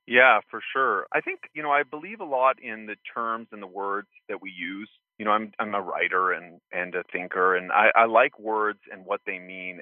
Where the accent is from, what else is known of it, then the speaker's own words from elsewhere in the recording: Santa Fe, New Mexico, United States; where I grew up in Santa Fe, New Mexico, we had permaculture property